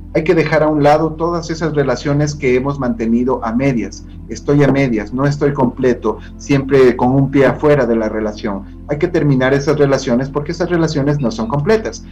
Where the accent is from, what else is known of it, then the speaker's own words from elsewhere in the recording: Ecuador; todas las personas que estamos dentro del territorio ecuatoriano